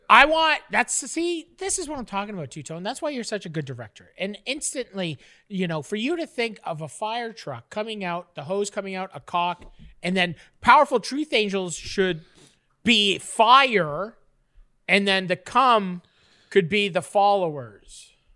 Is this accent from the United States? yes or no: no; Canada; I'm a Canadian